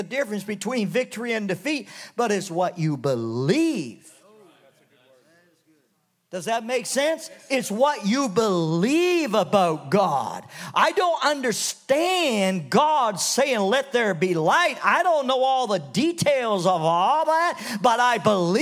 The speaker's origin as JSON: {"language": "English", "country": "Canada", "tie": "born or raised there", "said": "When I was a kid growing up in Canada"}